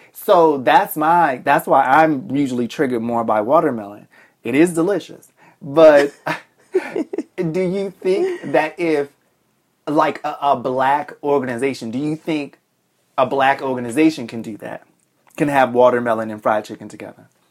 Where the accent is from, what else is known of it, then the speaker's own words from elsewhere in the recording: Boston, Massachusetts, United States; also born or lived in Alabama; I grew up in Boston